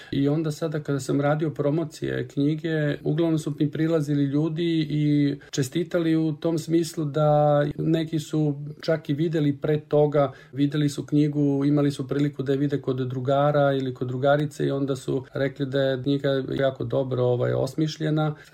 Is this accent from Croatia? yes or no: no; Kobišnica, Southern and Eastern Serbia, Serbia; moved away as an adult; also born or lived in Zaječar; now in Switzerland; rođen sam 1977. godine u Zaječaru. Celo svoje detinjstvo sam proveo u Kobišnici, u jednom selu u Negotinskoj krajini.